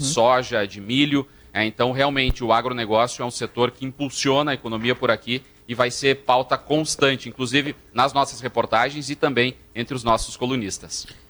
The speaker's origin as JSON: {"language": "Portuguese", "town": "Passo Fundo", "region": "Rio Grande do Sul", "country": "Brazil", "tie": "born or raised there", "said": "Sou de Passo Fundo, sou natural daqui, nascido em Passo Fundo"}